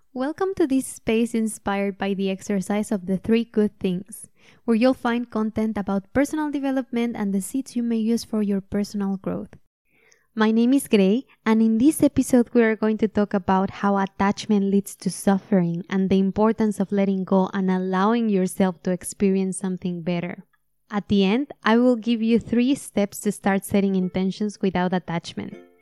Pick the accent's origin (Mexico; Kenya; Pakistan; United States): Mexico; moved away; I'm Mexican and that I was born in Mexico